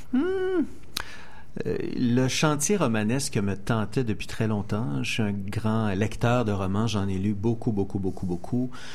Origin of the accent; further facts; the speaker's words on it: Saint-Denis-de-Brompton, Quebec, Canada; j'ai grandi dans un rang à Saint-Denis-de-Brompton, en pleine campagne